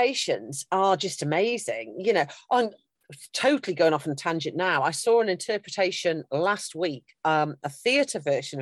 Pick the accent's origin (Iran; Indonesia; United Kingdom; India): United Kingdom; I'm British through and through